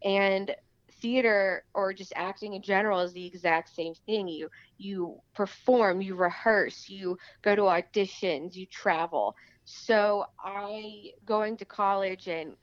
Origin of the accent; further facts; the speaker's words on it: Beverly Hills, California, United States; I'm from Beverly Hills, California, born and raised.